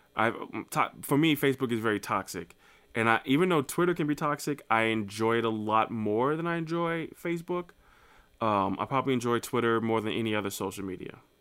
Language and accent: English; New Jersey, United States; now in Saint Louis, United States; I'm from Saint Louis, Missouri, by way of New Jersey